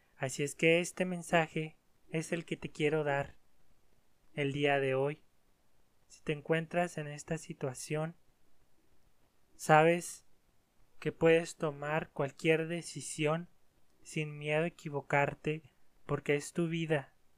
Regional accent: Mexico; en mi país, aquí los mexicanos

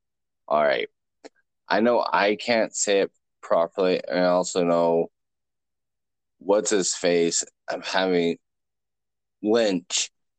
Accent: Canada; That makes me very bubbly inside as a Canadian.

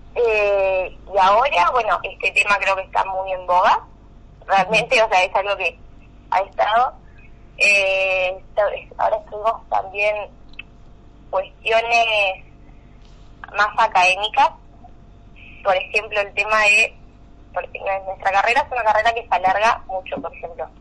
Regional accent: Luis Beltrán, Río Negro, Argentina; moved away as an adult; now in Bahía Blanca, Argentina; yo soy de Beltrán, Valle Medio

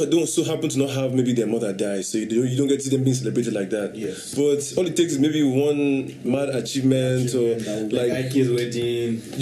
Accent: Anambra, Nigeria; I mean, of course, from Anambra, yeah, of course. I'm from Anambra, you don't know

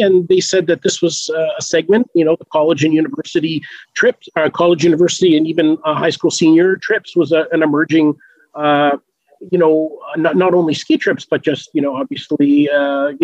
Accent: Canada; I grew up in Canada

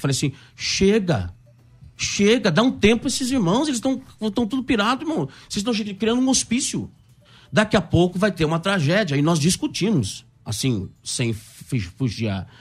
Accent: interior of Paraná, Brazil; moved away; eu vim do interior do Paraná

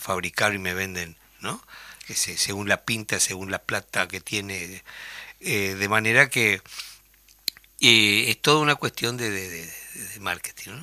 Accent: Uruguay

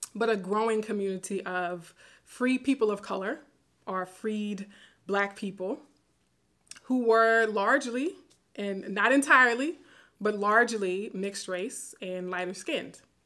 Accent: Baton Rouge, Louisiana, United States; moved away; my hometown in Baton Rouge

